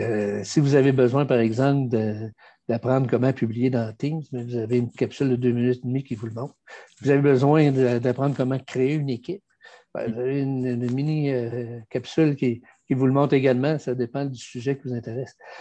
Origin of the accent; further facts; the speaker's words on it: Quebec, Canada; On est des Français euh, américanisés.